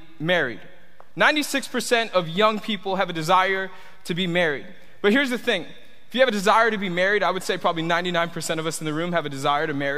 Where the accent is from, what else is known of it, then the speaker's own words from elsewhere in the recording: Tampa, Florida, United States; also born or lived in Miami; I grew up here in Tampa